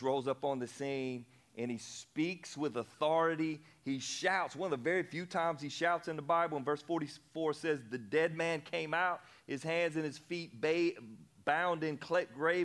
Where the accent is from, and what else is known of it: the South, United States; born or raised there